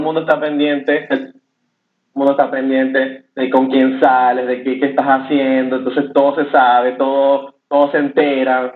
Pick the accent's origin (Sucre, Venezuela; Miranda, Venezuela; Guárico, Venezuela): Sucre, Venezuela; Cumaná; moved away as an adult; also born or lived in Valencia, Venezuela; now in Chile; la familia de él vive en Valencia, pero la familia de mi mamá este, vive en Cumaná